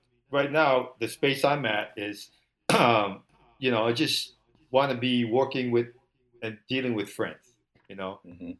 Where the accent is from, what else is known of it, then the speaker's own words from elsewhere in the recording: Hawaii, United States; moved away; growing up in Hawaii, I mean, it was a very, very simple, open, free, and nature, and, you know, the beach, green, and everybody was happy and family.